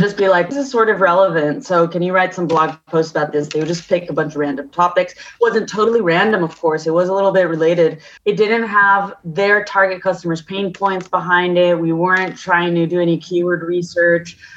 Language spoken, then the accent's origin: English; California, United States; moved away as an adult; also born or lived in Paris, France / London, United Kingdom; now in Barcelona, Spain; So I grew up in California, but I'm half French and half Colombian